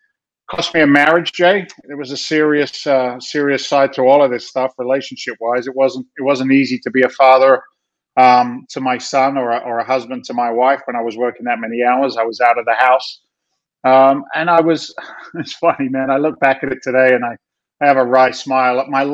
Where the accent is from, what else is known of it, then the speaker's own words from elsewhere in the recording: London, United Kingdom; moved away as an adult; now in United States; I'm actually an immigrant to the United States of America. Don't tell anybody. It's a secret. I came from London, England back in 1986, became a naturalized citizen